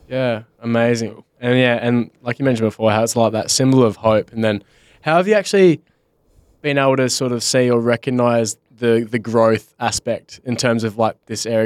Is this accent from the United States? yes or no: no; Bunbury, Western Australia, Australia; I'm from Bunbury